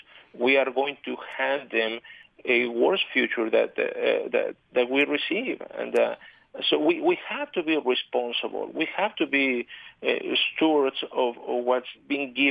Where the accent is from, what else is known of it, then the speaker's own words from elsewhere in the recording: Mexico City, Mexico; moved away as an adult; now in Utah, United States; I was born and raised in Mexico City